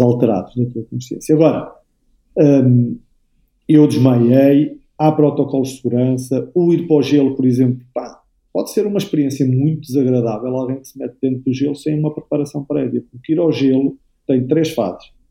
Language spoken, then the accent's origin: Portuguese; Aveiro, Aveiro District, Portugal; eu sou daqui da Aveiro, da Algaria Velha, da Metrópole